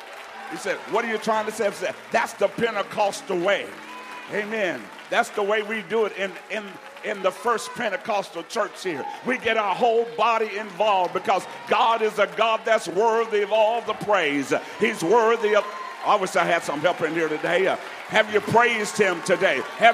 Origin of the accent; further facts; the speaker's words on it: Alabama, United States; And where I'm from is hot, but it ain't muggy. So, but don't worry, I'm from Alabama, so it's not a big deal.